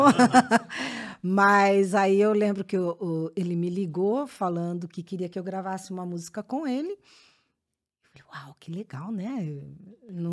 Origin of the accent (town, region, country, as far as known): Sorocaba, São Paulo, Brazil; born or raised there; moved away as an adult